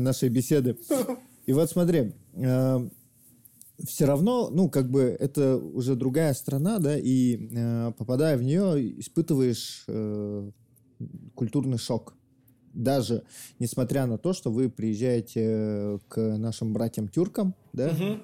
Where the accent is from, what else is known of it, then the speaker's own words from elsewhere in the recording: Yakut, Sakha Republic, Russia; я якут, и за мной еще миллион якутов